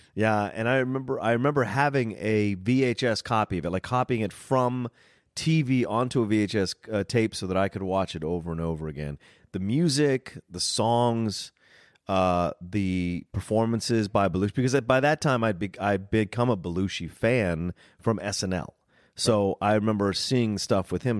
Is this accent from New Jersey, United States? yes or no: no; Virginia, United States; growing up in Virginia